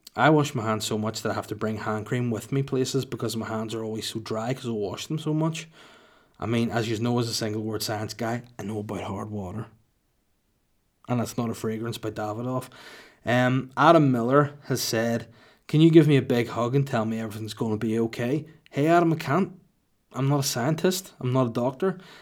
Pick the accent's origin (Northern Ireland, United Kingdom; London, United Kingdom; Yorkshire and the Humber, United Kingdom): Northern Ireland, United Kingdom; Holywood; my hometown of Hollywood County Down, not California